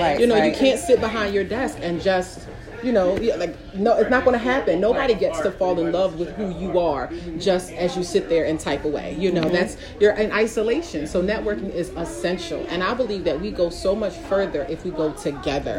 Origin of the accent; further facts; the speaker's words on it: Philadelphia, Pennsylvania, United States; I'm from Philly, I'm a little hood